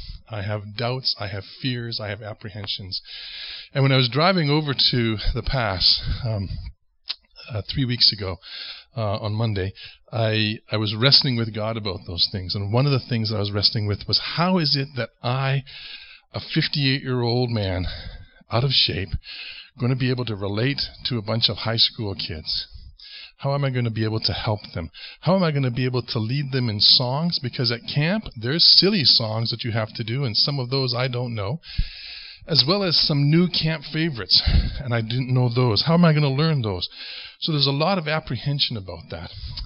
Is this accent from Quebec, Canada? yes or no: no; Ontario, Canada; moved away as an adult; now in Western Canada; It was the first time that I came out from Ontario, came out west, and served at Crows Nest Lake Bible Camp for the summer when I was just 18.